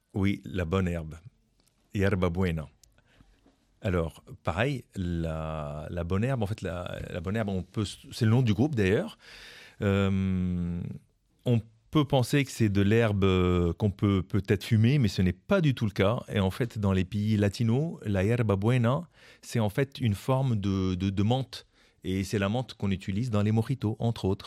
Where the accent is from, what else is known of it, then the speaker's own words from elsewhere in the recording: France; en tant que Français, je comprenais pas trop l'espagnol